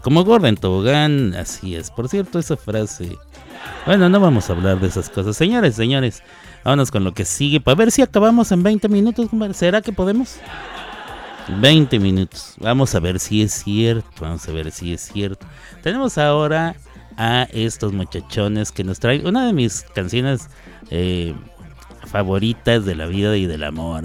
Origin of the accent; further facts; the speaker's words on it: Chihuahua, Mexico; moved away; soy mexicano, mexicano, nacido allí en la ciudad de Chihuahua, o como dirían en mi tierra, en Chihuahua, Así es. Chihuahua capital